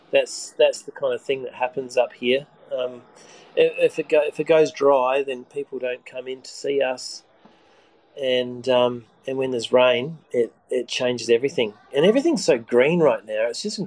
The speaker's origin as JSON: {"language": "English", "town": "Sydney", "region": "New South Wales", "country": "Australia", "said": "I said, I'm from Sydney."}